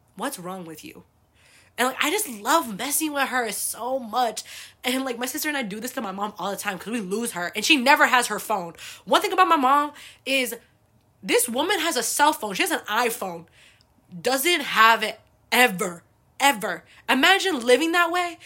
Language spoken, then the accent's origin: English; United States; I was born here